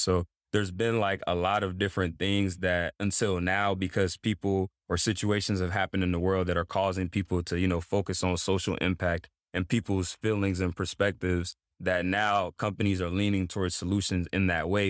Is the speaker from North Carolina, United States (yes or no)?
yes; Greensboro, North Carolina, United States; also born or lived in Togo; Pretty much grew up in Greensboro, North Carolina